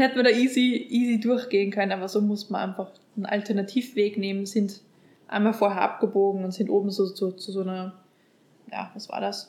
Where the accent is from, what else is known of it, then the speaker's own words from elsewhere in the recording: Upper Austria, Austria; ich bin aus Oberösterreich und äh, wir haben uns dann im Heimatdialekt quasi unterhalten.